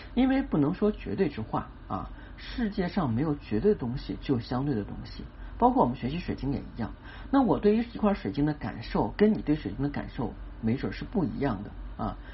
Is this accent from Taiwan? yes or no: no; China; 是我们中国人啊传统的一个节日